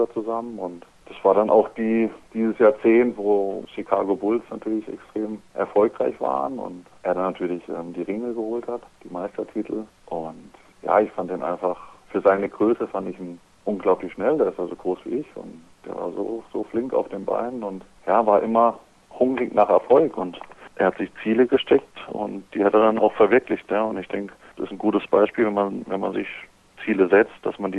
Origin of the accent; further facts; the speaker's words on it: Freiburg, Baden-Württemberg, Germany; Ja, also ich und meine Frau, wir kommen ja beide aus Freiburg. Wir sind jetzt eben wegen dem Handball hierher gezogen, aber wir haben auch gesagt, nach der Handballkarriere möchten wir auf jeden Fall wieder zurück